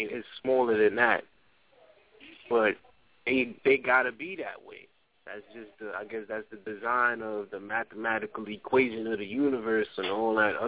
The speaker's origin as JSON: {"language": "English", "town": "New York City", "region": "New York", "country": "United States", "tie": "born or raised there", "said": "I'm from the Bronx, man. That's my hometown"}